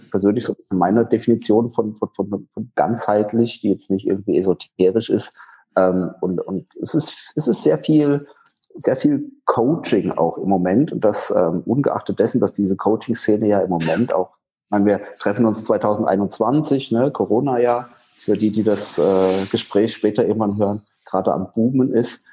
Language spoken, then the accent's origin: German; Rhineland-Palatinate, Germany; moved away as an adult; also born or lived in Schwerin; mittlerweile bin ich in meiner Heimatstadt in der Pfalz wieder